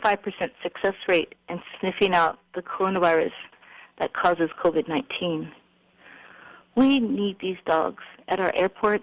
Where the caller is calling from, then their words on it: Hilo, Hawaii, United States; I'm calling from Hilo.